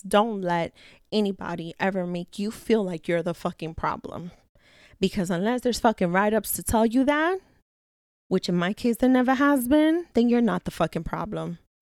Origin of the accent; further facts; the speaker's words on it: New York City, New York, United States; I am a girl from the Bronx.